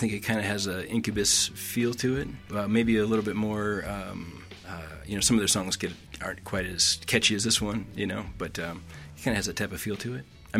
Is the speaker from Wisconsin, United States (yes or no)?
yes; Wisconsin, United States; now in Boise, United States; I'm from Wisconsin, and oddly enough, hard rock is pretty popular there.